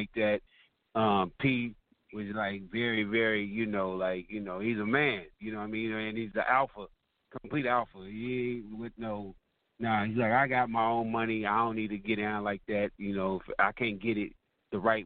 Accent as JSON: {"language": "English", "region": "California", "country": "United States", "said": "I'm from California"}